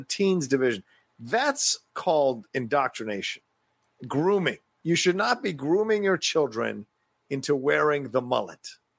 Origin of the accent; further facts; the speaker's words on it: Virginia, United States; moved away; also born or lived in the Valley, California; growing up in Virginia